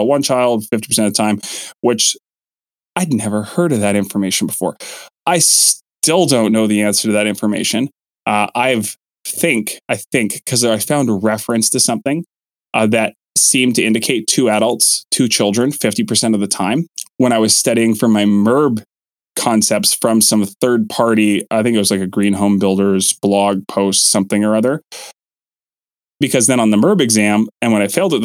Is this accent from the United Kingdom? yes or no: no; Kelowna, British Columbia, Canada; in my hometown, that's Kelowna Toyota